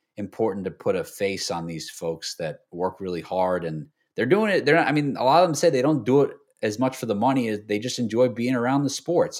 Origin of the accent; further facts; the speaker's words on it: New York, United States; I grew up in New York